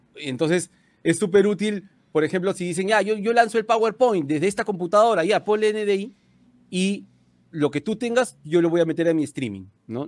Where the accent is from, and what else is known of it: Peru